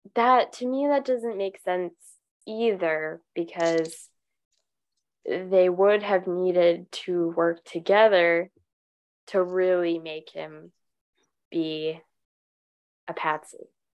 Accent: United States; As an American

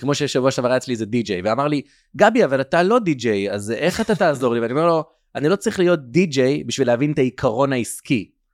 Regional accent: Kiryat Sefer, Israel; also born or lived in United States / Tel Aviv; גדלתי בבית חרדי בארצות הברית, אה, בגיל שמונה עליתי לארץ ועברנו למקום שקוראים לו קריית ספר

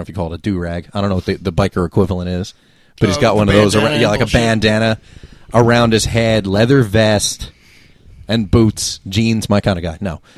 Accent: Ocean County, New Jersey, United States; Ocean County

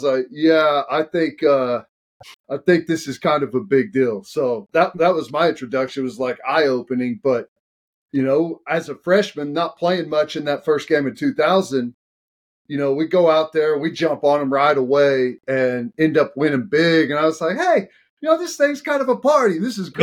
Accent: Oklahoma, United States; I'm from Oklahoma

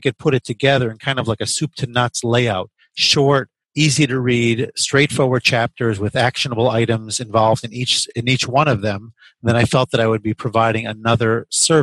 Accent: the New York area, United States; moved away as an adult; also born or lived in Chicago; I grew up in the New York area

